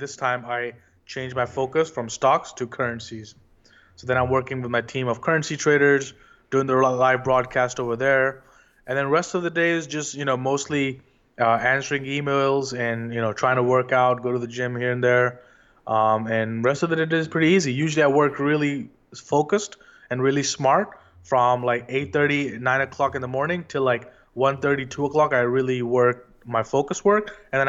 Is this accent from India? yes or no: yes; India; moved away as an adult; also born or lived in London; now in New York, United States; I was born and raised in India, and I was always, you know, interested in learning about the stock market at Wall Street.